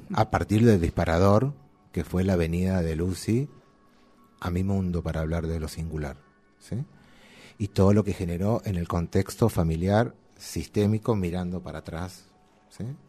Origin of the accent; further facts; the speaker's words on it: Quilmes, Buenos Aires Province, Argentina; nacido y criado en Quilmes